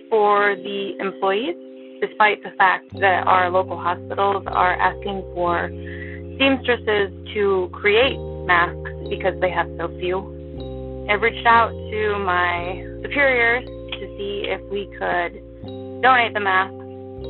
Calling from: Zeeland, Michigan, United States; I'm calling from Zeeland, Michigan.

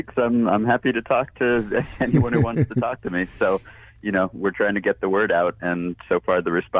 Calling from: New York, United States; I'm calling in from New York.

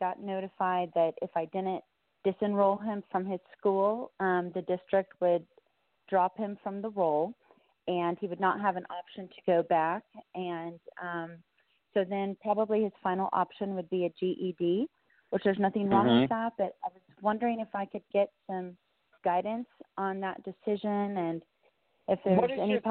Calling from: San Antonio, Texas, United States; I'm calling from San Antonio.

